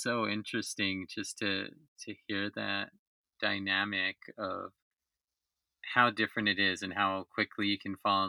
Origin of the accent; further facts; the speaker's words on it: New York, United States; And again, going back to growing up in New York and being on the East Coast